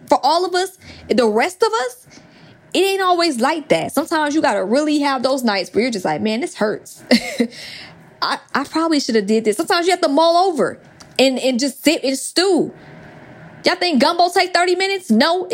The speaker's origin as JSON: {"language": "English", "town": "Atlanta", "region": "Georgia", "country": "United States", "said": "I'm from Atlanta"}